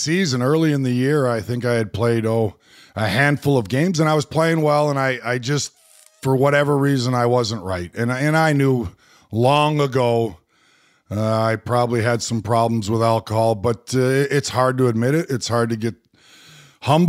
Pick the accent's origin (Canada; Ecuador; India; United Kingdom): Canada; Edmonton, Alberta; also born or lived in Windsor, Ontario; I grew up in Edmonton, Alberta, Western Canada. I was born in Windsor, Ontario, but I always say I'm from out west